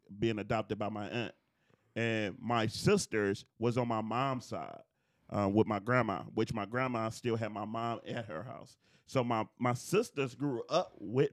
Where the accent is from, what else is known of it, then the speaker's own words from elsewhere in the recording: Detroit, Michigan, United States; growing up in Detroit